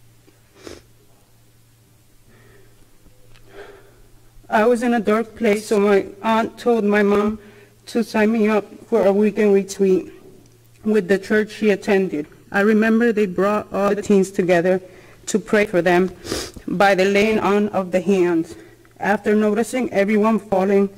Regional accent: Puerto Rico; I was born in Puerto Rico.

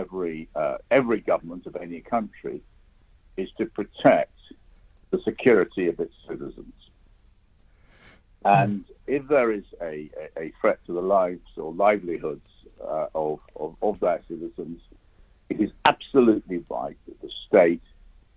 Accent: United Kingdom; as a British citizen

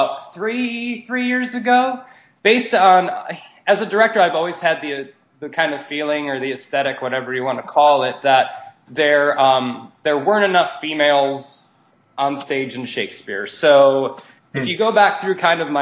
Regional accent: Wisconsin, United States; moved away; also born or lived in Ohio / Queens, New York; I'm from Wisconsin.

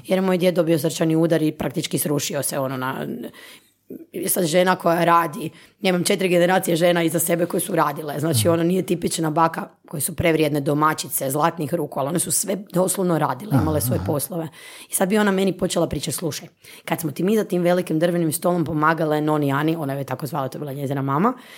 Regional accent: Istria County, Croatia; moved away as an adult; now in Zagreb, Croatia; Ja sam rođena Istrijanka, inače pa je to ili Istranka, ako ćemo pravilno na ono, Uh, e, ja sam došla u Zagreb s 18 godina ovdje na fakultet

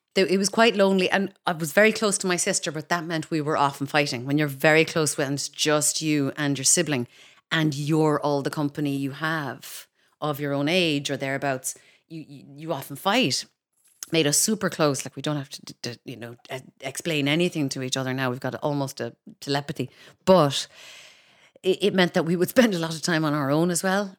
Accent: Kinsale, Munster, Ireland; moved away as an adult; also born or lived in Cork / London; now in Dublin, Ireland; I grew up outside Kinsale, so I was a Culchi even in Kinsale.

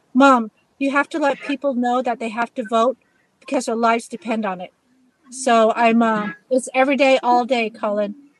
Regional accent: United States; as Native American people

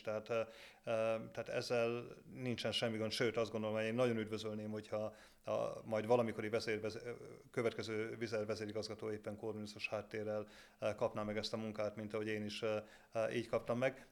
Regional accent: Debrecen, Hajdú-Bihar, Hungary; jó lokálpatrióta vagyok eh, Debrecenben, mert igaz, onnan, onnan származom

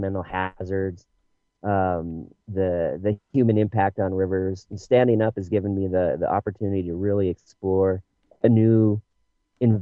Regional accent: United States; now in Bend, United States; I was raised in the Tahoe area

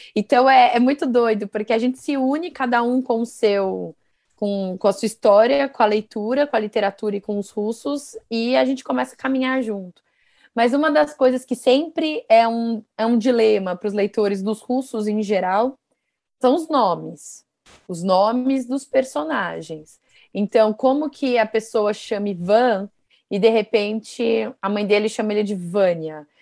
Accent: Guarulhos, São Paulo, Brazil; eu sou de Guarulhos, né, uma cidade aqui ao lado de São Paulo

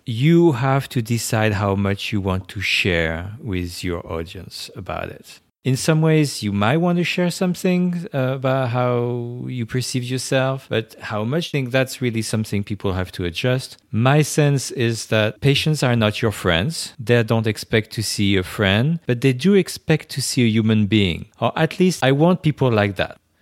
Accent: France; first language French; English is a second language; moved away as an adult; now in New York, United States; I was born in France. I grew up right there.

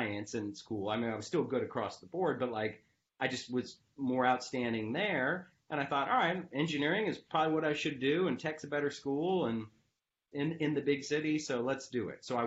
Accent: Peachtree City, Georgia, United States; I grew up in Peachtree City, south of Atlanta

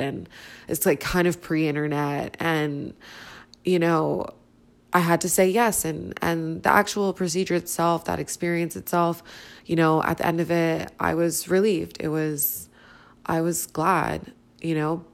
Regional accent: Toronto, Ontario, Canada; I'm from Toronto, Canada

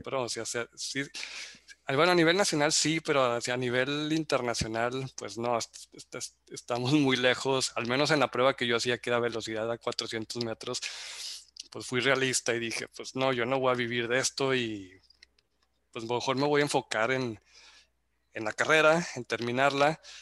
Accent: Zacatecas, Mexico; moved away as an adult; now in Monterrey, Mexico; soy zacatecano, radicado en Monterrey desde hace 16 años.

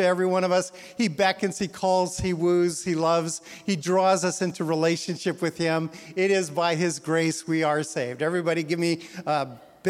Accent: Canada; moved away as an adult; also born or lived in Edmonton, Alberta, Canada / Portland; now in Newburgh, United States; I'm Canadian

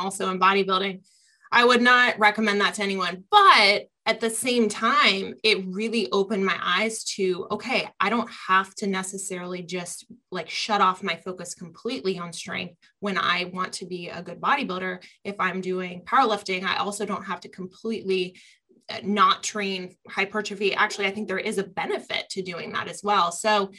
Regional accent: Columbus, Ohio, United States; growing up around the Arnold and Columbus, Ohio is a real, I'd say, mecca of bodybuilders and strength athletes. We also have Westside here in Columbus.

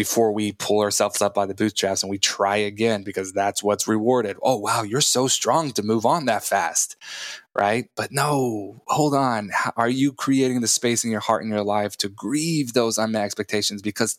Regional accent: Texas Panhandle, United States; moved away; I am from Texas.

